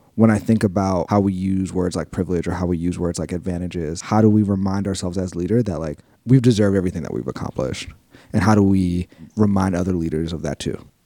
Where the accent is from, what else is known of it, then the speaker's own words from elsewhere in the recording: New York City, New York, United States; I grew up in South Jamaica, Queens, which is a neighborhood that I know and love